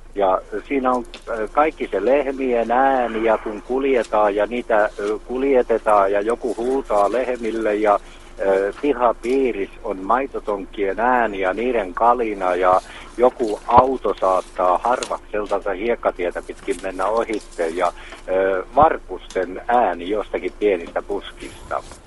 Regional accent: Jalasjärvi, South Ostrobothnia, Finland; now in Vaasa, Finland; mä olen syntyisin Etelä-Pohjanmaalta ja mä palaan joskus ja käyn syntymäkotona

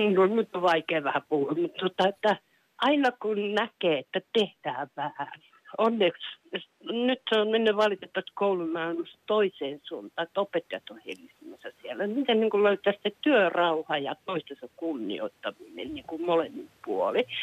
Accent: Kuopio, North Savo, Finland; now in Kirkkonummi, Finland; rakkaasta kotikaupungistani Kuopiosta. Et mä olin lapsi

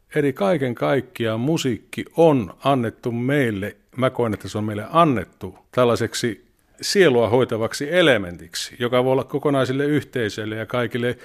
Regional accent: Mikkeli, South Savo, Finland; also born or lived in Tuusula; now in Vantaa, Finland; Mikkelistä olen kotoisin.

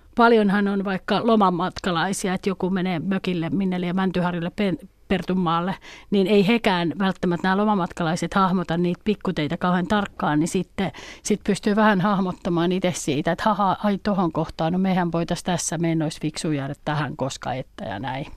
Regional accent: Nakkila, Satakunta, Finland; also born or lived in Pori; Mä oon Nakkilasta kotoisin

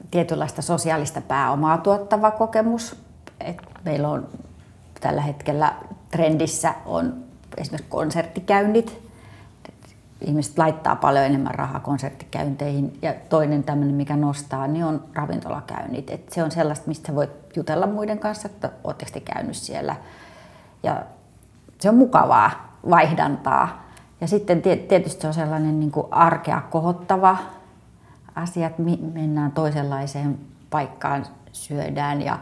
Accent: Lahti, Päijät-Häme, Finland; kerroin, että mä oon Lahdesta tänne.

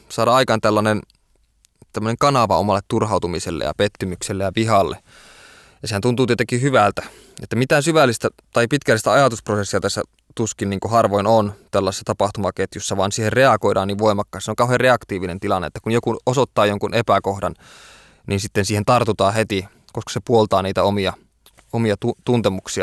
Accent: Oulu, North Ostrobothnia, Finland; kun olen kerta Oulusta kotoisin

